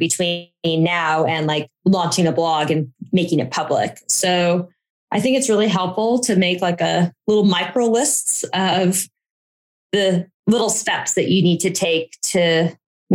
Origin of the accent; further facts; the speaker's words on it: Boise, Idaho, United States; moved away; also born or lived in Washington, District of Columbia, United States; I grew up in Boise